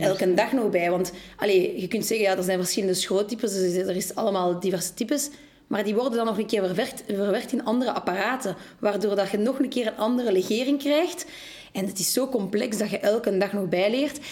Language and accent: Dutch; Molenbeek, Brussels-Capital Region, Belgium; Wij zijn ook geboren en getogen in Molenbeek